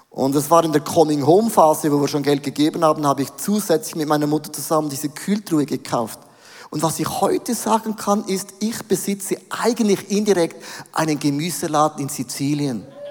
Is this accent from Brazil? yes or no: no; Switzerland; als Schweizer